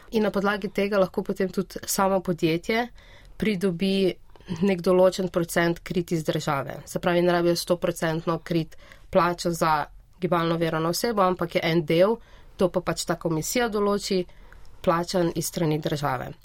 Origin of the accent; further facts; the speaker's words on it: Brežice, Lower Sava, Slovenia; moved away as an adult; now in Ljubljana, Slovenia; jaz prihajam iz Brežic